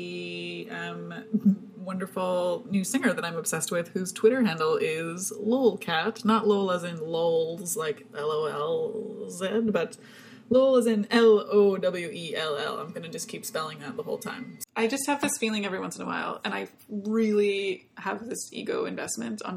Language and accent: English; Canada; also born or lived in Germany; I'm a Canadian